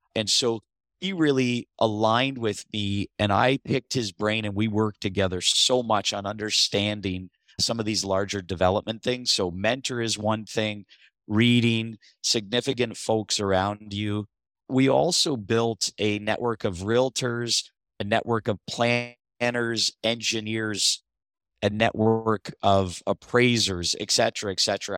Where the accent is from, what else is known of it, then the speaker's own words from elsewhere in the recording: Niagara region, Ontario, Canada; also born or lived in St. Catharines, Ontario; I'm from the Niagara region. I live in Thorold now. I previously lived in Saint Catharines.